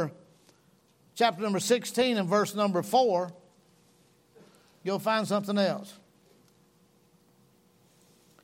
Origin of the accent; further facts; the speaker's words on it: North Georgia, United States; I'm from North Georgia